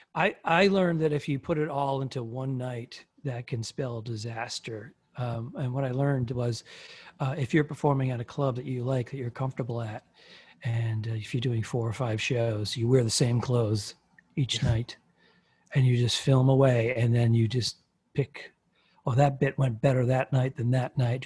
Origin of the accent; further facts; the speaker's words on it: Northeast, United States; I'm from the Northeast